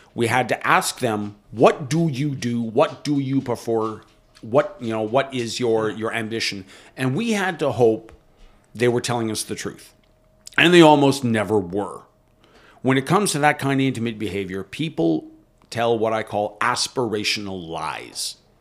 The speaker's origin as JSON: {"language": "English", "country": "Canada", "said": "As a Canadian"}